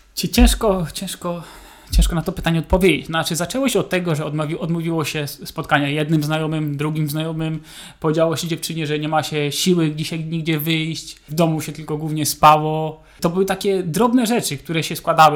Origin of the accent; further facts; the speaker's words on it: Bydgoszcz, Kuyavian-Pomeranian Voivodeship, Poland; Bydgoszcz to jest moje rodzinne miasto